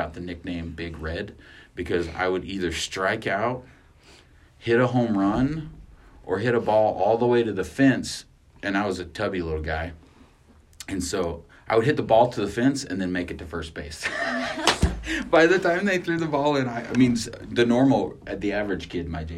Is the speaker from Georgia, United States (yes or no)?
no; Artesia, New Mexico, United States; moved away as an adult; also born or lived in Carlsbad, New Mexico / Albuquerque, New Mexico / Farmington, New Mexico / Roswell, New Mexico; I was born in Carlsbad, New Mexico, but my family lived in Artesia, and I call Artesia home.